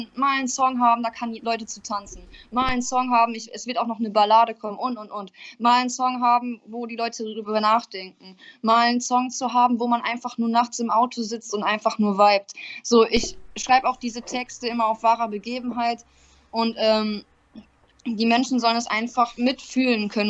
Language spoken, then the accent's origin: German; North Rhine-Westphalia, Germany; now in Ingolstadt, Germany; ich komme ursprünglich aus Nordrhein-Westfalen